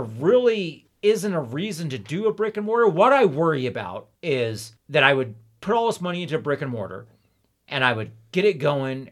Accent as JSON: {"language": "English", "town": "Ontario", "region": "California", "country": "United States", "tie": "born or raised there", "also_born_or_lived": "Hesperia, California", "said": "I lived in Ontario, California, and Lynn Empire until I was twelve, and then we moved to Hesperia, California, the high desert, and I've been there ever since"}